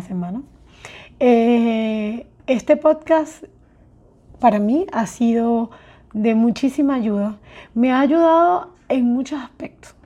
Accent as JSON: {"language": "Spanish", "country": "Venezuela", "moved": "yes", "said": "Salimos de Venezuela muchísimas personas"}